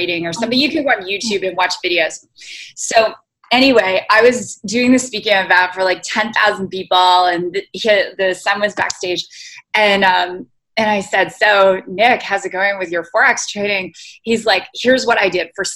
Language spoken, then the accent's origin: English; Canada; moved away; When I was in Canada, so I'm originally Canadian